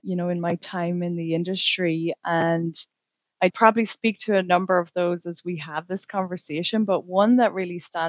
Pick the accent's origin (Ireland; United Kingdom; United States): Ireland; moved away as an adult; now in Canada; To explain the accent, I came from Ireland 12 years ago